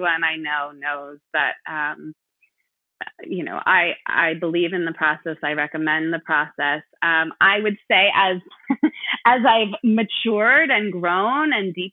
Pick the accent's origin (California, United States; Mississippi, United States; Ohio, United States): California, United States; moved away as an adult; also born or lived in Madison, Wisconsin; I grew up in California